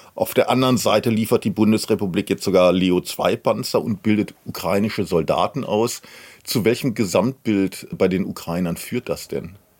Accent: Germany; bei uns in Deutschland

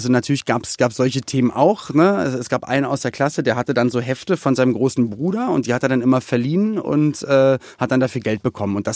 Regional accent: Berlin, Germany; aufgewachsen in Berlin-Spandau.

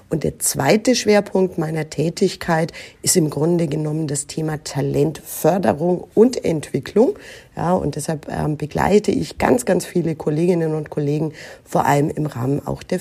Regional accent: Nuremberg, Bavaria, Germany; Ich bin aber hier im Frankenland in Nürnberg geboren, aufgewachsen, zur Schule gegangen, habe hier auch größtenteils studiert

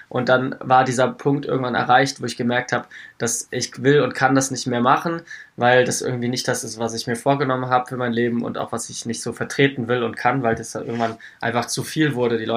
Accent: Wiesbaden, Hesse, Germany; ich bin aus Hessen ursprünglich, also Wiesbadener Raum, da komme ich her.

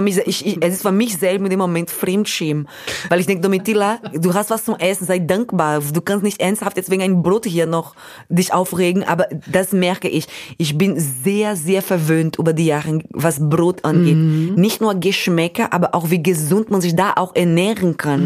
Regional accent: Brazil; German is a second language; moved away; ich habe Deutsch gelernt mit einem holländischen Freund von meinen Eltern in Brasilien

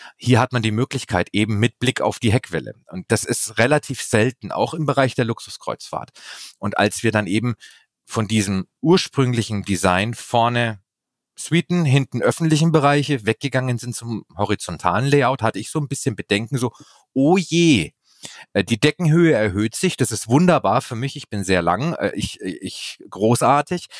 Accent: Bavaria, Germany; Ich komme sogar aus Bayern

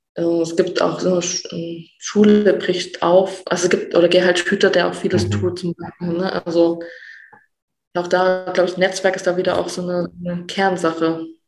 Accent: Saxony, Germany; ich mich als Sachse, auch als Ossi

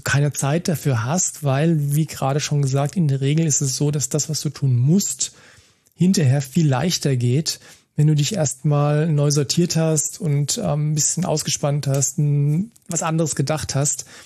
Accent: Germany; hier bei uns in Deutschland

